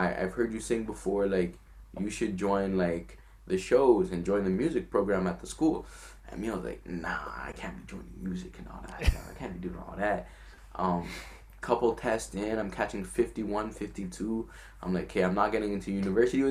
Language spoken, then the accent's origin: English; Quebec City, Quebec, Canada; first language French; English is a second language; also born or lived in Montreal / Gatineau; now in Ottawa, Canada; I was born in Quebec City.